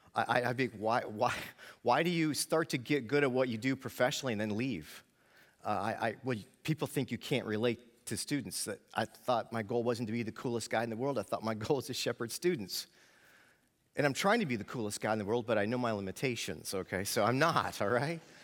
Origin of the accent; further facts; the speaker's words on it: New York, United States; I grew up in New York, so I am a dreaded New York Yankee fan